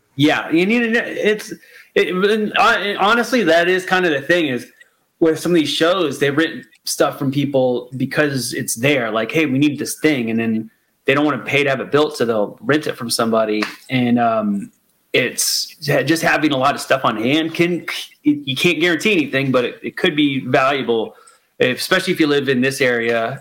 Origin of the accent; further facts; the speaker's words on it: Florida, United States; moved away as an adult; now in California, United States; I was born and raised in Florida. I lived there till I was thirty eight, and I moved to California.